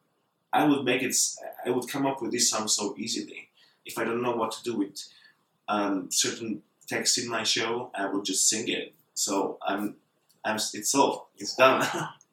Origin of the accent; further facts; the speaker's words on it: Bulgaria; I'm from Bulgaria